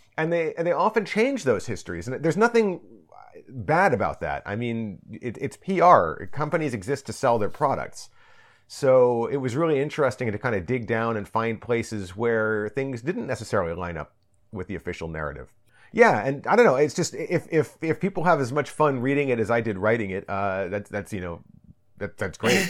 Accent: United States; now in Japan; a person raised in an average American household, I, my, you know, my parents didn't speak Japanese or anything like that. They're American, um, you know, in, in the suburbs of Washington, D C

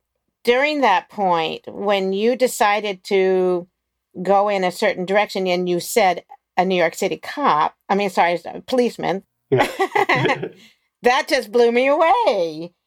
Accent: Maryland, United States; I grew up in Maryland next to Washington, D.C.

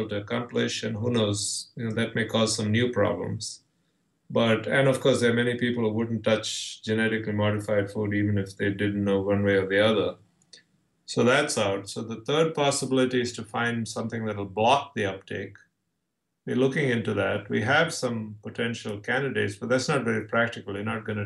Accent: India; now in San Diego, United States; I'm from India, but I'm actually born and raised as a Orthodox

